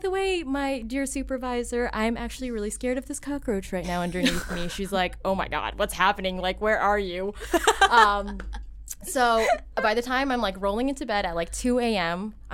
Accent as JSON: {"language": "English", "country": "Philippines", "tie": "born or raised there", "said": "everyone, I'm Filipino."}